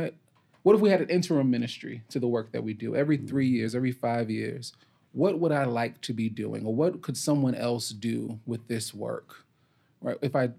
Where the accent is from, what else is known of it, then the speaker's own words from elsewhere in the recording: New York, United States; now in Memphis, United States; I'm not a native Memphian, I am a New Yorker